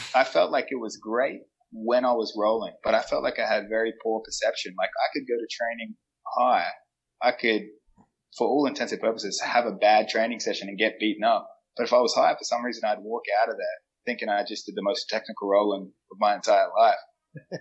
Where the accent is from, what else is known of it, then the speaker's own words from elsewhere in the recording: Adelaide, South Australia, Australia; now in United States; I'm from Adelaide